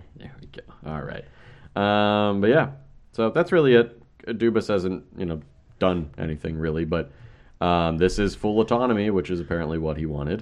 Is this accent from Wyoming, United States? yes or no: no; Baltimore, Maryland, United States; I'm from Baltimore